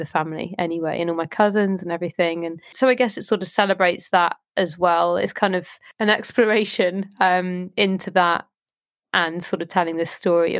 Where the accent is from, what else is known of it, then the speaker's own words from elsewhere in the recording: Southampton, South East England, United Kingdom; I grew up in Southampton, but my mum is from Fiji